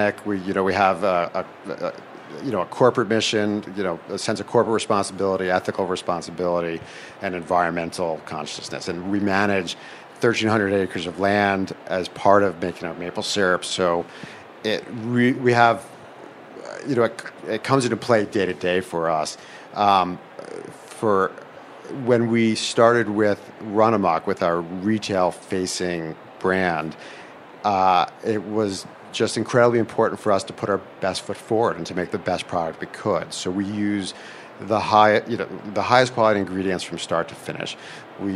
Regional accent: Vermont, United States; We're from Vermont, and so there's one thing you do in Vermont, you make maple syrup

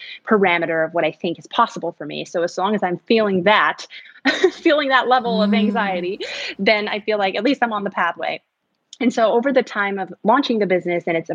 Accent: Arkansas, United States; also born or lived in San Antonio, Texas; the way I grew up was I was born in Texas in a very large city. I was born in San Antonio, but then my dad built a business and retired and moved us to a very small town, basically a farm in Arkansas. And so from those social developmental years of being a teen, I lived in the woods

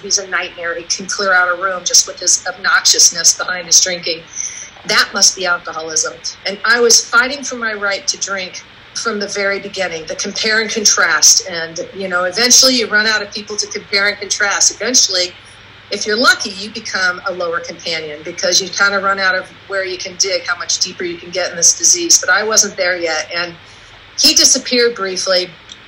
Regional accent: Oregon, United States; moved away as an adult; also born or lived in California; My parents moved me to Oregon

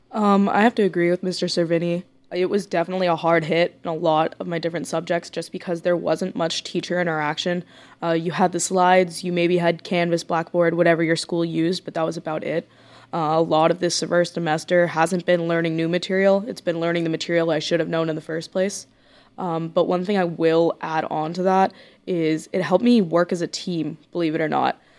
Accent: Corpus Christi, Texas, United States; I'm from Corpus Christi, Texas

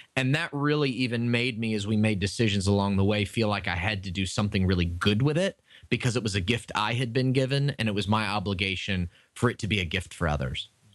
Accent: Tampa, Florida, United States; Tampa, Florida, which is my hometown and where I live

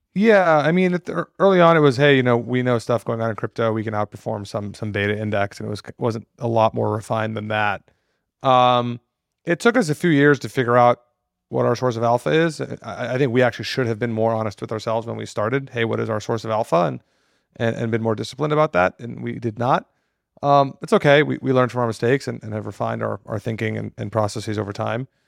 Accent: Austin, Texas, United States; also born or lived in New York; born and raised in Austin

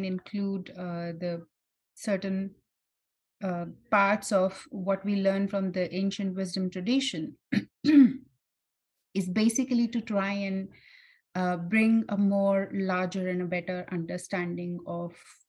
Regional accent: India; I'm born and brought up in India

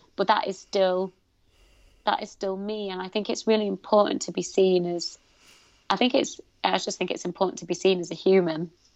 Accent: United Kingdom; I'm proud of being Pakistani. I'm proud of being British.

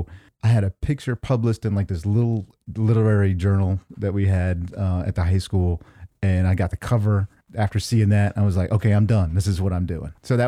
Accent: Nashville, Tennessee, United States; born and raised in Nashville, Tennessee. Yeah.

